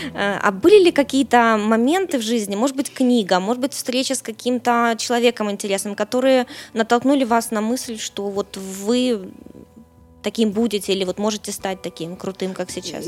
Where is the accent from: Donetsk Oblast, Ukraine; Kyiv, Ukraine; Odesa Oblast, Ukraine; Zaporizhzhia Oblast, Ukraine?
Kyiv, Ukraine; Киев мой родной город